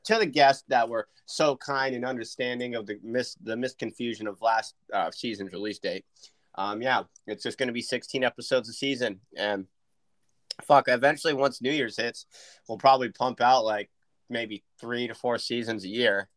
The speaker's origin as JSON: {"language": "English", "town": "Point Arena", "region": "California", "country": "United States", "tie": "born or raised there", "said": "I grew up in Point Arena"}